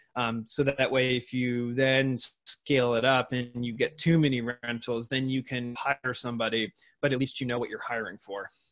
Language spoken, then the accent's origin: English; Seattle, Washington, United States; moved away; in Seattle, Washington, where I grew up.